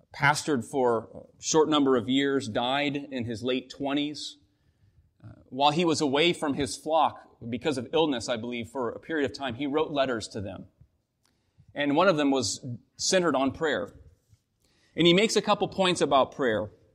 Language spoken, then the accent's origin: English; Washington, United States; moved away; Washington State, my home state